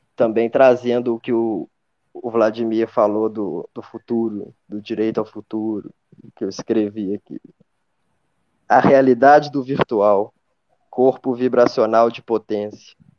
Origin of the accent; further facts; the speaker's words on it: Belo Horizonte, Minas Gerais, Brazil; sou de BH, né, faço filosofia na FMG.